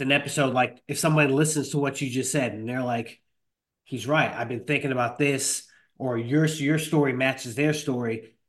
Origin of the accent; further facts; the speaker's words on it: Rockland County, New York, United States; moved away; I'm originally from Rockland County.